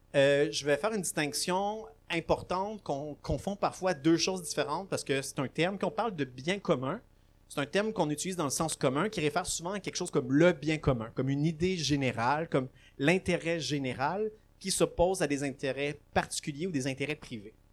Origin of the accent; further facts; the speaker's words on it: Laval, Quebec, Canada; also born or lived in Gatineau; now in Montreal, Canada; je suis né à Laval, j'habite à Montréal